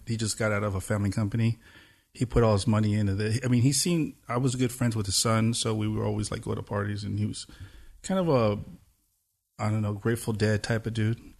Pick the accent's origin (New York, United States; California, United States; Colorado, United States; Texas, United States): California, United States; Pomona; I grew up in Pomona, so it's like, it's the last East L A city